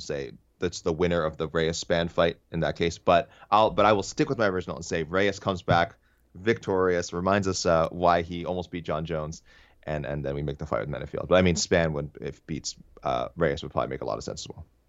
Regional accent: Canada; as a Canadian fan

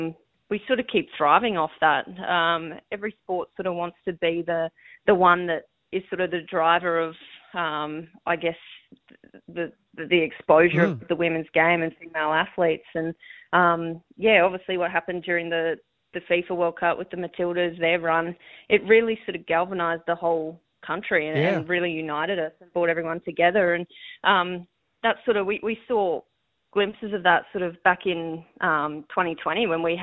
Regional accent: Queensland, Australia; Yeah, I'm a Queenslander through and through.

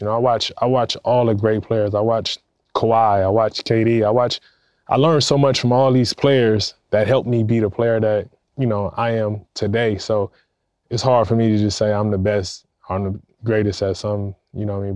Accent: Compton, California, United States; I grew up in Compton, California

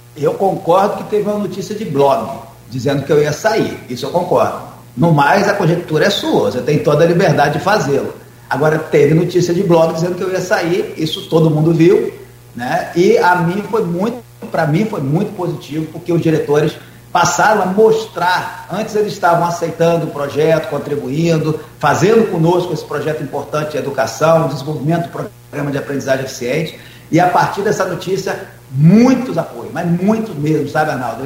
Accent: Campos dos Goytacazes, Rio de Janeiro, Brazil; moved away as an adult; also born or lived in Brasília; Sou de Campos, me afastei, estava fora, num projeto, num trabalho em Brasília. Volto para Campos

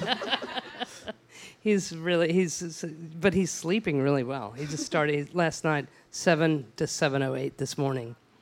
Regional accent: Odessa, Texas, United States; I'm from West Texas, and, uh, in my hometown of beautiful Odessa

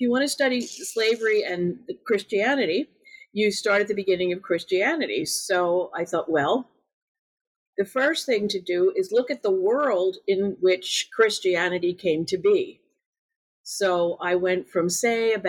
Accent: United States; being an American

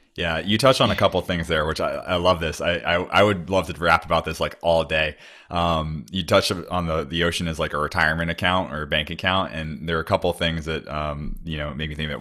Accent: Cape Cod, Massachusetts, United States; moved away; I'm from Cape Cod originally in the Northeast

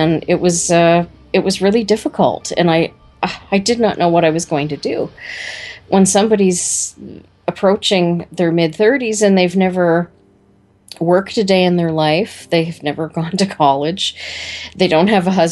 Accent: Brantford, Ontario, Canada; Climax Connection sprung from a Brantford girl

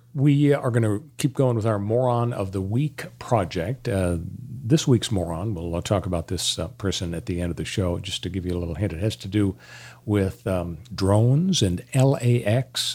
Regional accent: Los Angeles, California, United States; I grew up in Canoga Park

